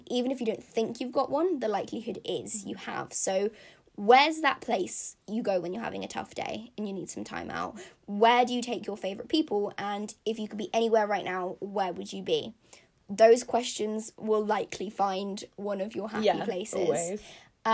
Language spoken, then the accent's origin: English; London, United Kingdom; Hackney, which is where I was born in London, just has that nostalgia factor for me, and has that, like, childhood factor